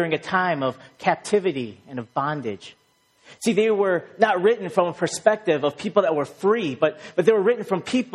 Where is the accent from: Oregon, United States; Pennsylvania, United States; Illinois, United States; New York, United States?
Illinois, United States; Chicago; moved away as an adult; now in Boston, United States; growing up in Chicago